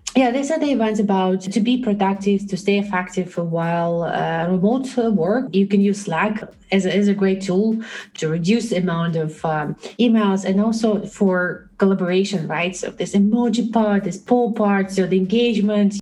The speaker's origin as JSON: {"language": "English", "country": "Belarus", "moved": "as an adult", "lives_now": "Netherlands", "said": "I'm originally from Belarus, and uh, for the last seven years, I live in the Netherlands"}